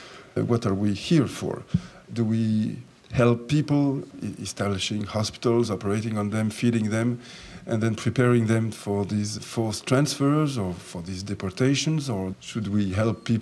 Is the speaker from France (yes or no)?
yes; France; also born or lived in Jerusalem; I was born in Jerusalem, and I was brought up in France. When I came to France when I was 4 years of age.